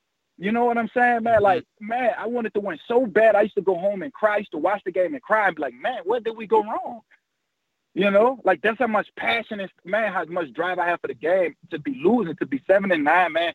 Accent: New Orleans, Louisiana, United States; I always wanted to play for my hometown team

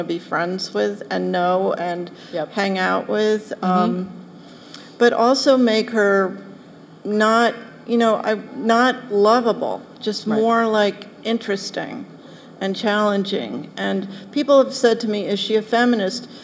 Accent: Philadelphia, Pennsylvania, United States; I grew up in Philadelphia

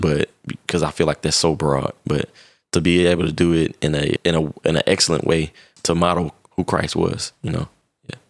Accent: Indianapolis, Indiana, United States; I'm originally from Indianapolis, Indiana, and I lived in a pretty rough neighborhood starting out

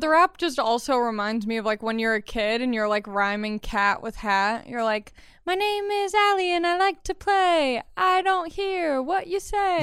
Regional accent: Long Beach, California, United States; I grew up in Los Angeles County in Long Beach

